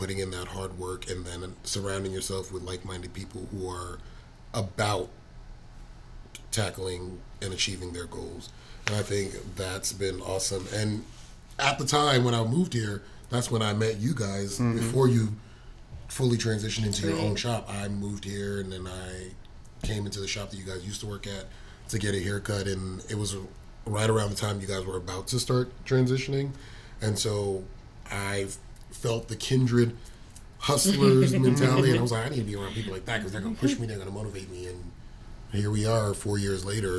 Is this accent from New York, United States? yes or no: yes; New York, United States; moved away as an adult; I'm from New York, I'm moving next year